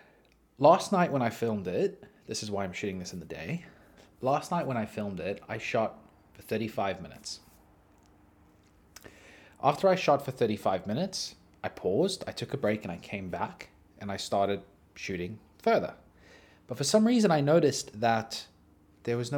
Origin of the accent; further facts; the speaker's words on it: South Africa; now in Australia; I grew up in South Africa